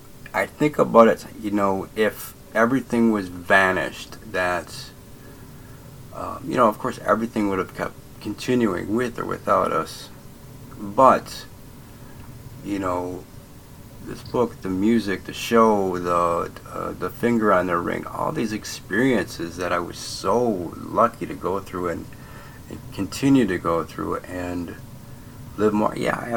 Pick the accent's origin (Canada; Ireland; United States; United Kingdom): Ireland; Oh, I can make something up. I'm Irish. That's what we do.